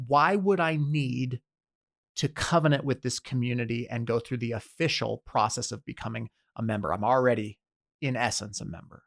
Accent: United States; we are raised, born and raised in America

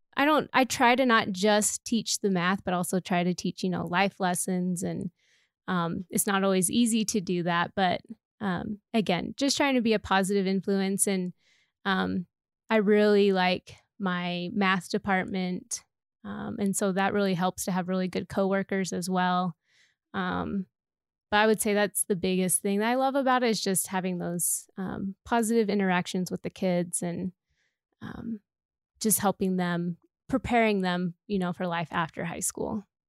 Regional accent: Idaho, United States; moved away as an adult; now in Colorado, United States; I was actually born and raised in Idaho, so that's where I grew up, and then I came out to Colorado for school.

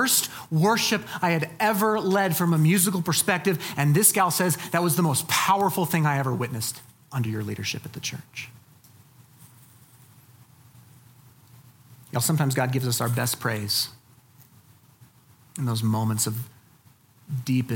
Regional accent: Colorado, United States; also born or lived in East Coast; I am not a native. I moved here when I was 2

